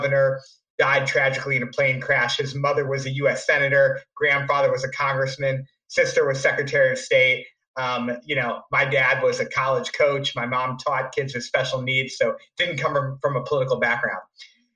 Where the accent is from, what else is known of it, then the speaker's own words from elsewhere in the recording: St. Louis, Missouri, United States; also born or lived in New York City; came back after 5 years in New York City to my hometown of St. Louis